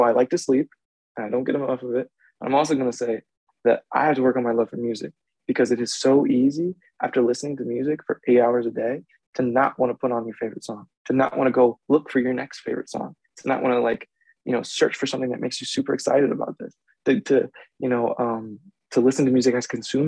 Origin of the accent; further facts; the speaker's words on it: outside of Philadelphia, Pennsylvania, United States; moved away as an adult; now in Philadelphia, United States; I grew up outside of Philly